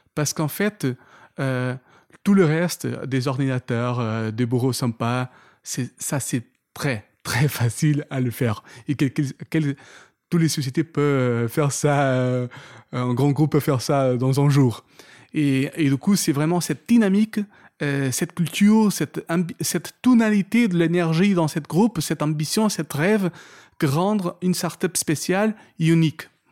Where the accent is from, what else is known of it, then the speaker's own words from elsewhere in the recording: Portugal; French is a second language; moved away as an adult; also born or lived in London; now in France; y rester toute ma vie au Portugal. J'ai grandi là-bas